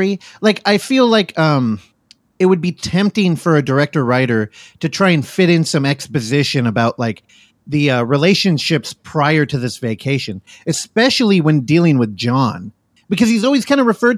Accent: Daly City, California, United States; also born or lived in Pacifica, California; I grew up in Daly City, which is like 10 minutes away from San Francisco, but I went to high school in the valley of Pacifica

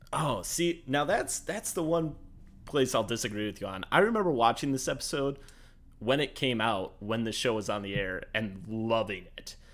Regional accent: Midwest, United States; as a Midwesterner

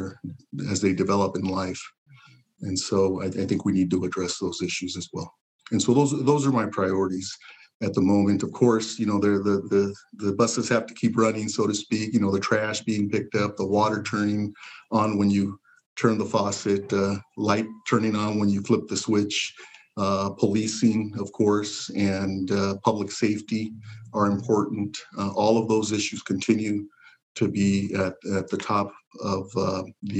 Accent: Pasadena, California, United States; also born or lived in Zacatecas, Mexico; I was born in Zacatecas, Mexico. In a small, really a village, farming village. My parents brought me to Pasadena at age 5. Pasadena is home

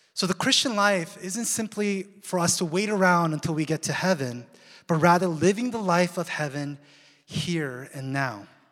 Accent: Seattle, Washington, United States; now in Southern California, United States; we ended up abruptly moving to Seattle. That's my hometown

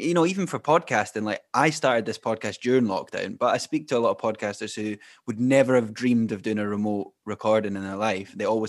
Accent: Fife, Scotland, United Kingdom; now in Edinburgh, United Kingdom; I'm from Fife. I'm in Edinburgh at the moment.

